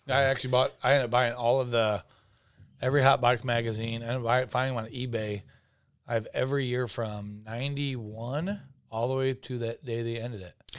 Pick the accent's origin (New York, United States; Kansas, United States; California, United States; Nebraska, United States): Nebraska, United States; I am from Nebraska